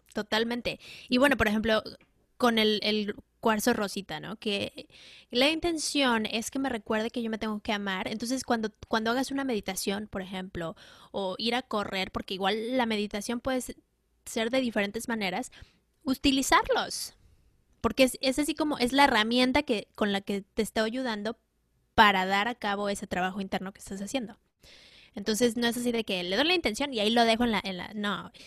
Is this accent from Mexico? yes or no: yes; Mexico City, Mexico; yo crecí en la Ciudad de México